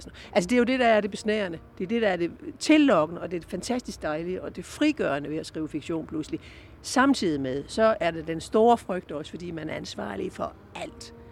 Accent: Southern Jutland, Southern Denmark, Denmark; jeg kommer fra Sønderjylland

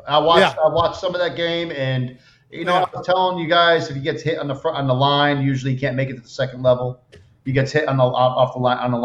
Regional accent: the South, United States; I'm from the South. I'm in the South right now.

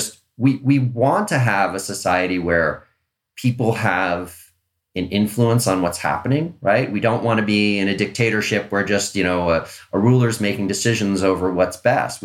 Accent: Long Island, New York, United States; when I was a kid, I grew up on Long Island

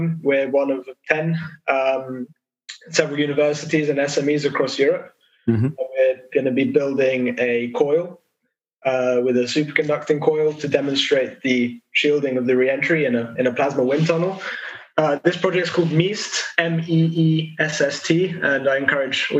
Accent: United Kingdom; as a Brit

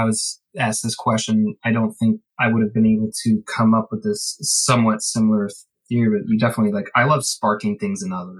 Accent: Ireland; I'm Irish.

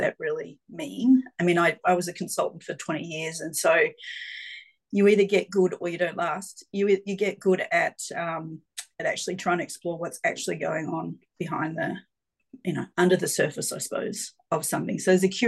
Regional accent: Geelong, Victoria, Australia; I grew up in Geelong, so I'm a country girl almost at heart

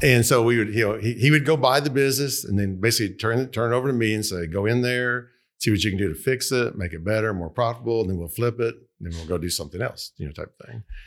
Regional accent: Tulsa, Oklahoma, United States; I'm originally from Tulsa, Oklahoma, uh, North Tulsa

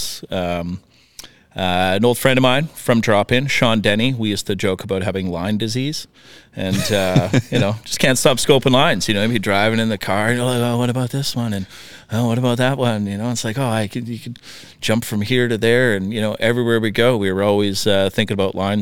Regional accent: Northern Saskatchewan, Canada; moved away as an adult; also born or lived in Regina / Invermere; now in North Vancouver, Canada; I grew up in Northern Saskatchewan

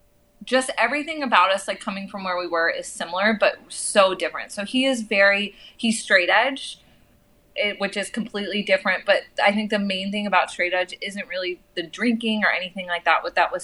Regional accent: Houston, Texas, United States; also born or lived in New Mexico / Arizona; And I grew up in Houston. I grew up in New Mexico. I grew up in Arizona.

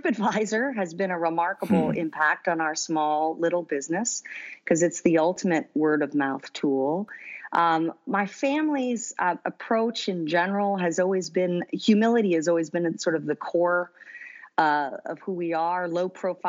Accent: New Jersey, United States; moved away as an adult; also born or lived in Princeton, New Jersey; now in San Francisco Bay Area, United States; I was born and raised in New Jersey

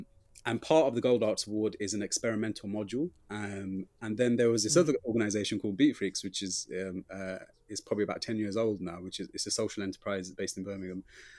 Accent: Pakistan; So I was writing a lot about like what it is growing up to like being Pakistani

